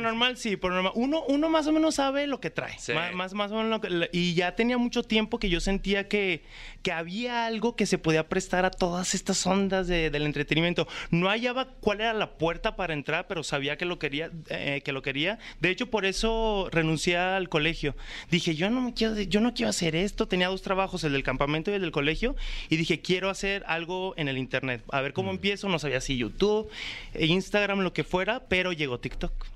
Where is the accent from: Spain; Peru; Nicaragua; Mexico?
Mexico; Guadalajara, Jalisco; also born or lived in Mexico City; yo soy de Guadalajara